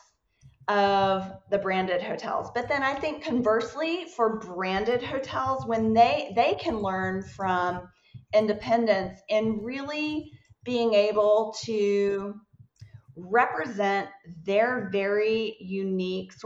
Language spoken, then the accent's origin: English; Atlanta, Georgia, United States; I am from Atlanta.